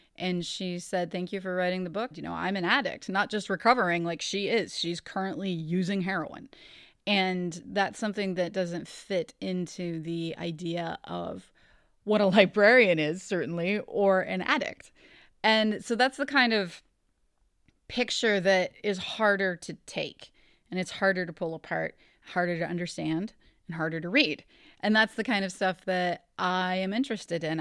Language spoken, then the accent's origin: English; Ohio, United States; I grew up in Ohio. I'm from Ohio. I live here now